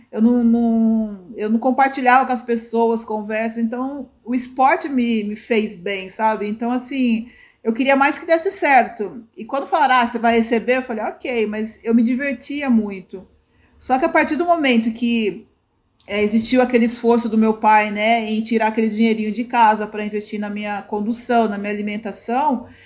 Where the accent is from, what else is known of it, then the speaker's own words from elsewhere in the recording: São Paulo, Brazil; É, eu, eu sou da, da zona norte de São Paulo